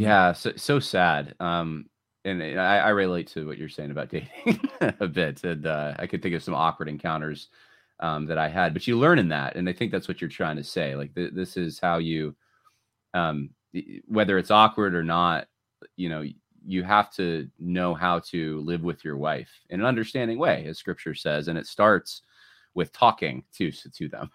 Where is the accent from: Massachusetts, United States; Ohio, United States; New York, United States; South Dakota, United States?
New York, United States; my, my parents are from California, but I grew up in the Northeast. I grew up in New York